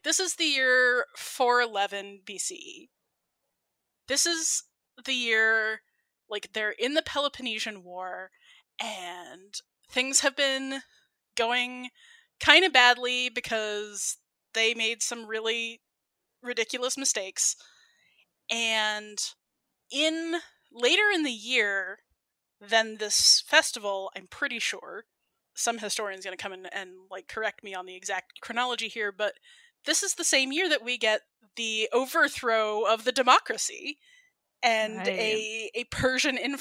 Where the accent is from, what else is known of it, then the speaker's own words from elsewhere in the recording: United States; I'm American